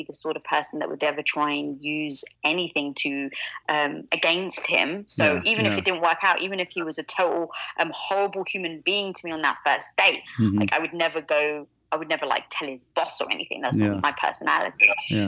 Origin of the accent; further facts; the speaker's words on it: London, United Kingdom; accent: British; now in Los Angeles, United States; growing up in London, I was from a very traditional Greek neighborhood